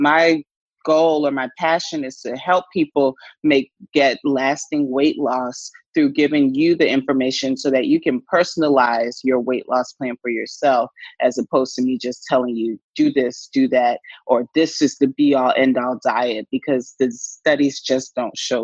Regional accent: Atlanta, Georgia, United States; up in the South in Atlanta, Georgia, is where I'm from originally.

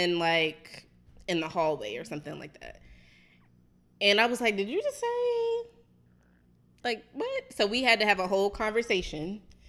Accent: Baltimore, Maryland, United States; I'm from here. I'm from Baltimore.

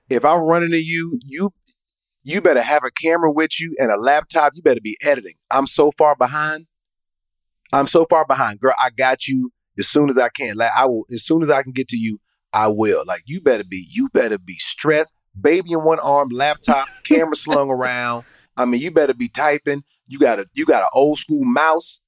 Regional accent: Atlanta, Georgia, United States; I'm from Atlanta, and that's just how we talk

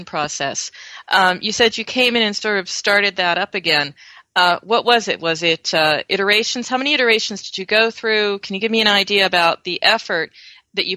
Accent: United States; now in Europe

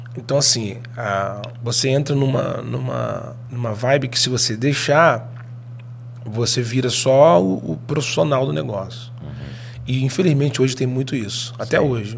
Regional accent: Rio de Janeiro, Brazil; also born or lived in Espírito Santo; nós somos do Rio de Janeiro

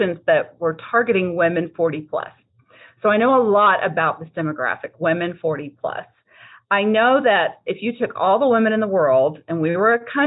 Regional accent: Texas, United States; I'm from Texas

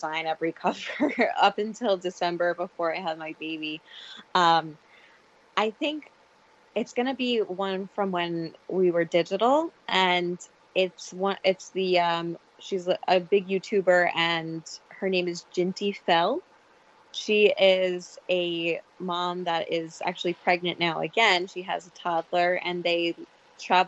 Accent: New York, United States; I'm very much a New York girl. Like, I have never been off the East Coast of North America

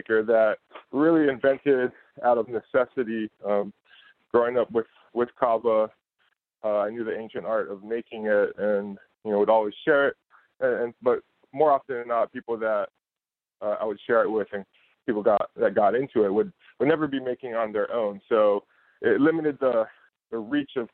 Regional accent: Ewa Beach, Hawaii, United States; I grew up in Ewa Beach, Hawaii

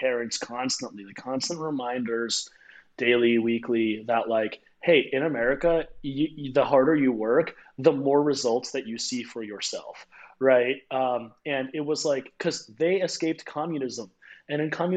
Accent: United States; I was born on American soil.

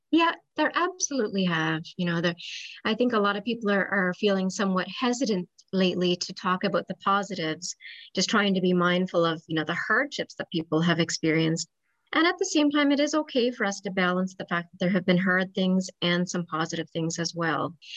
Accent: Newfoundland and Labrador, Canada; moved away as an adult; also born or lived in Ontario / St. John's; I'm originally from Newfoundland and moved back to Newfoundland about 10 years ago.

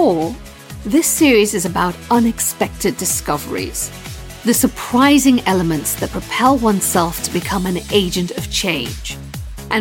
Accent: Sierra Leone; moved away; also born or lived in London; Growing up in West Africa

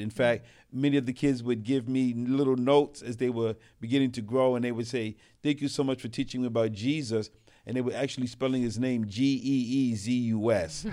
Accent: New York City, New York, United States; also born or lived in Brooklyn / Queens; I was raised in New York City. I'm a city rat

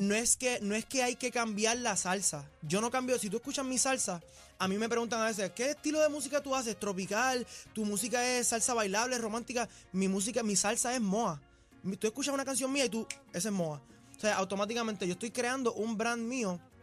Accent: Puerto Rico; yo soy puertorriqueño, nacido y criado en Puerto Rico

